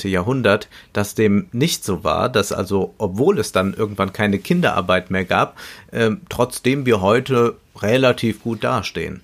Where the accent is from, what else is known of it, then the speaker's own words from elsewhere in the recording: Germany; bei uns in Deutschland